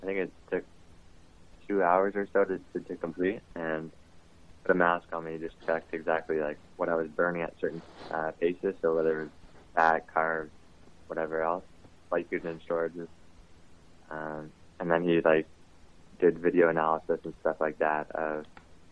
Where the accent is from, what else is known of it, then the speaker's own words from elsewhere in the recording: Windsor, Ontario, Canada; also born or lived in Tecumseh; I grew up in Riverside area. Moved around quite a bit for grade school